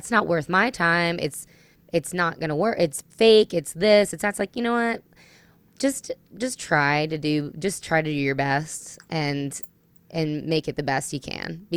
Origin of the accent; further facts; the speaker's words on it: New Jersey, United States; now in Tennessee, United States; I'm from New Jersey originally